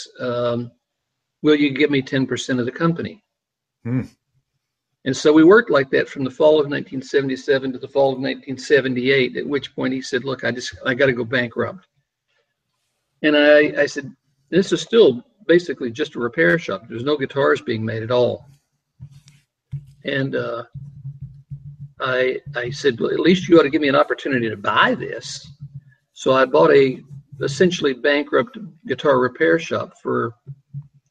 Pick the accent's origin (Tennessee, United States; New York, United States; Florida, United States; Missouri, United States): Tennessee, United States; near Chattanooga, East; moved away as an adult; now in California, United States; I grew up in East Tennessee, just outside of Chattanooga, Tennessee